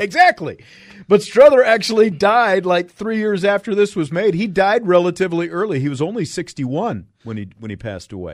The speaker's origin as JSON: {"language": "English", "region": "Kansas", "country": "United States", "tie": "born or raised there", "said": "Growing up in Kansas, nowhere near hockey"}